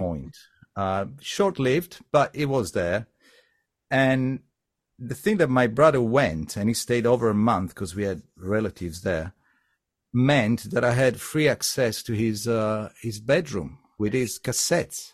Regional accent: Sardinia, Italy; I come from Sardinia

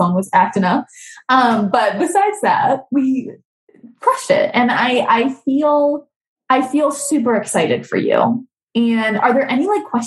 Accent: Boston, Massachusetts, United States; I'm from Boston, so I say a little weird.

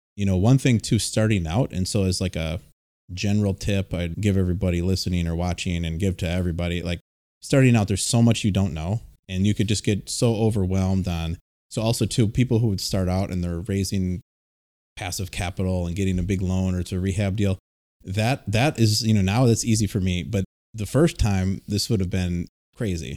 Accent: Milwaukee, Wisconsin, United States; I'm from the Milwaukee area

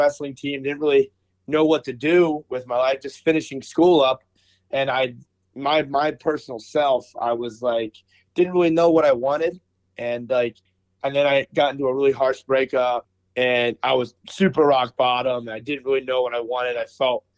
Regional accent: Philadelphia, Pennsylvania, United States; moved away as an adult; now in Cleveland, United States; I grew up in Philly, like around Philly, Philadelphia

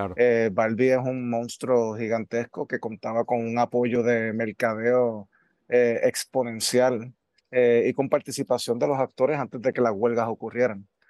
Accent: Puerto Rico; tanto yo como puertorriqueño

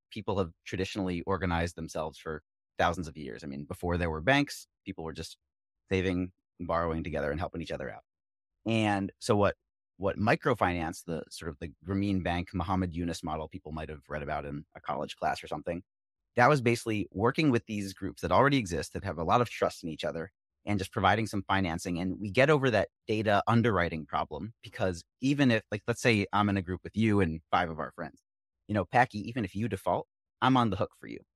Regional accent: Philadelphia, Pennsylvania, United States; We both grew up in Philly

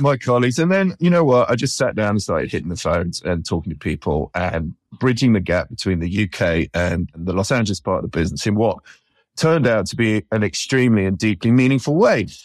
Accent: United Kingdom; moved away as an adult; as a Brit

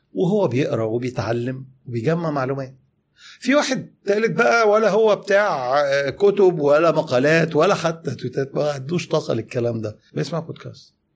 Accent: Egypt; إحنا كمصريين

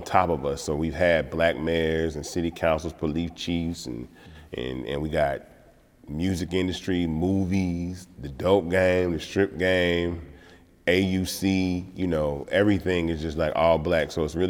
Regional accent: Atlanta, Georgia, United States; growing up in Atlanta is a blessing. And I say this all the time because I've never felt like a minority living in Atlanta.

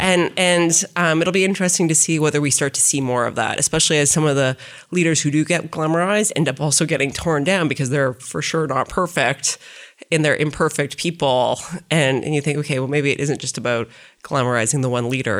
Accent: Saskatchewan, Canada; moved away; also born or lived in Toronto; I grew up in Saskatchewan.

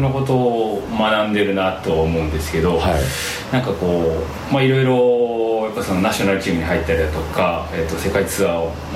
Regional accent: Wakayama, Japan; moved away as an adult; also born or lived in Osaka; 和歌山県の和歌山市ですね和歌山県

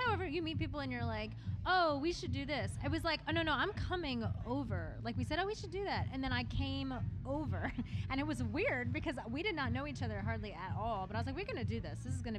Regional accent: Rockville, Maryland, United States; moved away as an adult; now in New York, United States; I grew up in Rockville, Maryland.

